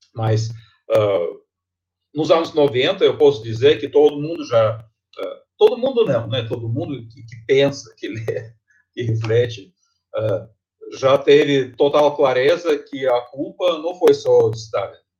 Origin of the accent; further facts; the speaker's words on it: Tomsk, Tomsk Oblast, Russia; Portuguese is a second language; moved away as an adult; now in Brazil; eu sou da Sibéria. Eu, eu nasci uma cidade chamada Tomsk